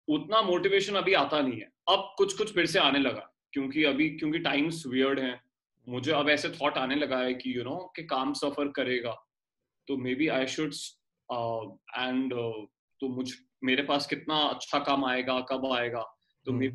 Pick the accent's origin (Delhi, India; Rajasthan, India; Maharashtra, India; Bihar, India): Delhi, India; moved away as an adult; now in Mumbai, India; मैं दिल्ली से हूँ और और एक बड़ी टिपिकल मिडिल क्लास फैमिली से आता हूँ